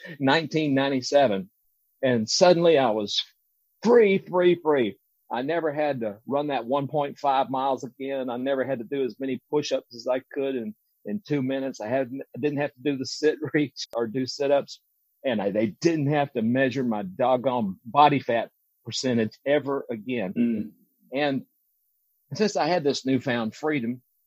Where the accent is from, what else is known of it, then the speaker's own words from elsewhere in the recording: Deep South, United States; moved away as an adult; any other kid growing up in the Deep South